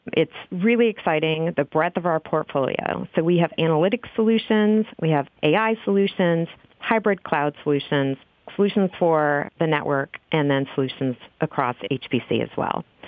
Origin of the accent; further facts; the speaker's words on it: Texas, United States; now in Oregon, United States; I am originally from Texas, and we are up here now in Oregon